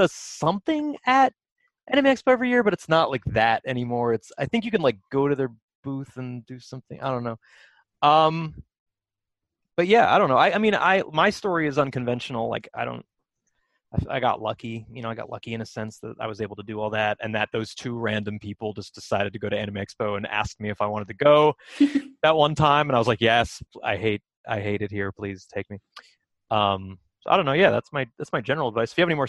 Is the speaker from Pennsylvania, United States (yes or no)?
yes; Philadelphia, Pennsylvania, United States; born there; Oh, I was born in Philadelphia.